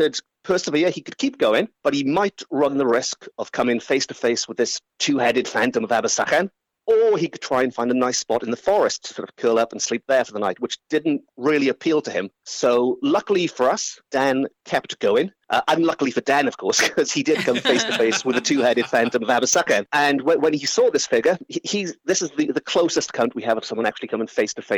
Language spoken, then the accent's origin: English; Port Talbot, Wales, United Kingdom; I'm 100% Welsh, 100% Portalbert, to be precise.